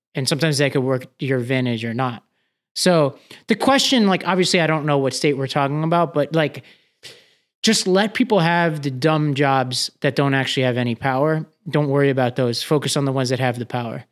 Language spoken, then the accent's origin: English; New York, United States; New York, my home state